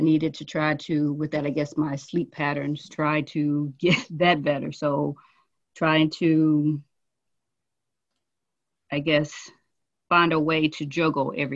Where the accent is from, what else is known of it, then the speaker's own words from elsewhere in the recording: Mississippi, United States; moved away; I am originally from Mississippi